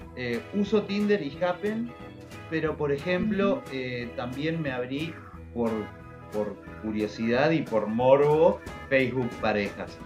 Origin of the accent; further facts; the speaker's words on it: Montevideo, Uruguay; tengo 36 años, soy de Montevideo, Uruguay.